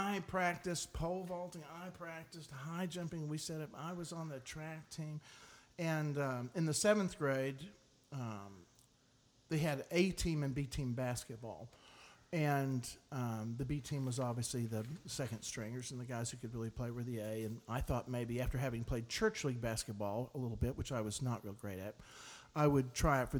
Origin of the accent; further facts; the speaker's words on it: Tullahoma, Tennessee, United States; I grew up in Tullahoma, Tennessee, which is about an hour and a half south of Nashville